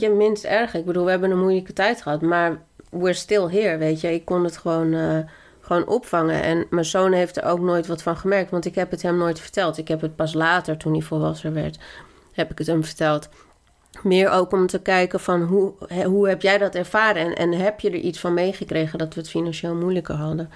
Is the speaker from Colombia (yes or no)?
yes; Colombia; now in Netherlands; ik als Colombiaanse vrouw